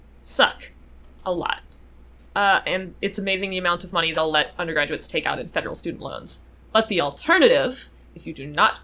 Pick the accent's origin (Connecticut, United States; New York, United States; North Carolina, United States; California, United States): North Carolina, United States; born or raised there; moved away as an adult